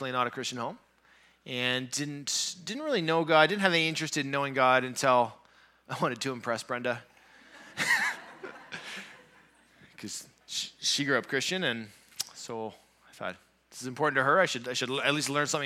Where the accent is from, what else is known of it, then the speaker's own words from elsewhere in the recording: Southern Ontario, Canada; moved away as an adult; now in Thunder Bay, Canada; I grew up down in Southern Ontario